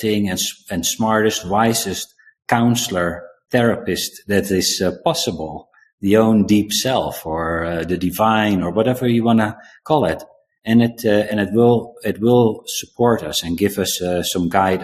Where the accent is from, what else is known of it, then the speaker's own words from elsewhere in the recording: South Africa; moved away; I was born in South Africa